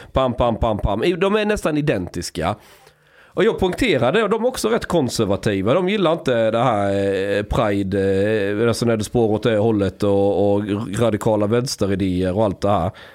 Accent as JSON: {"language": "Swedish", "town": "Osby", "region": "Skåne", "country": "Sweden", "tie": "born or raised there", "said": "på 90-talet säger vi i Osby där jag växte upp"}